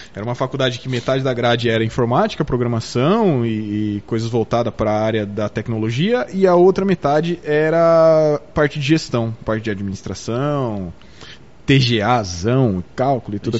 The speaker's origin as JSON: {"language": "Portuguese", "region": "São Paulo", "country": "Brazil", "moved": "yes", "lives_now": "Botucatu, Brazil", "said": "Eu não sou de Botucatu, eu sou de São Paulo, mas eu me tornei botucudo."}